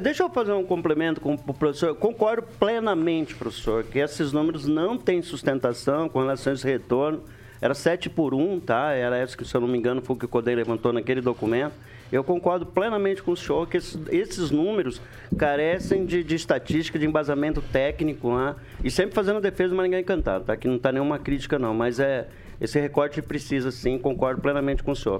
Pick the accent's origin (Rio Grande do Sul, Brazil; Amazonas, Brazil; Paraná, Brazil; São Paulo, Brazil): Paraná, Brazil; Alvorada; cresci no Alvorada